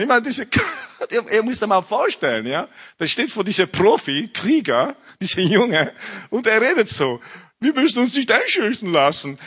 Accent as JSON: {"language": "German", "country": "Italy", "tie": "born or raised there", "also_born_or_lived": "England", "second_language": "German", "moved": "as an adult", "lives_now": "Austria", "said": "ich bin, äh, in Italien aufgewachsen mit einer französischen Mutter"}